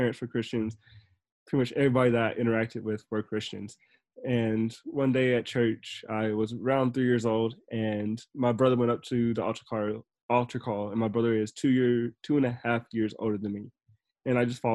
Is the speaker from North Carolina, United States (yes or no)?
yes; Newton, North Carolina, United States; I grew up in Newton, North Carolina, which is a very small town